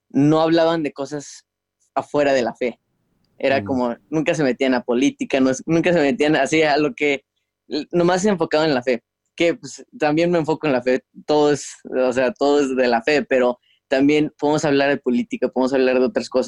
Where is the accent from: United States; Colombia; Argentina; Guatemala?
United States; Houston, Texas; also born or lived in Guadalajara; nací en Guadalajara este, en el 94 y en el 2001 mi familia se mudó a Houston y ahorita es donde estamos viviendo.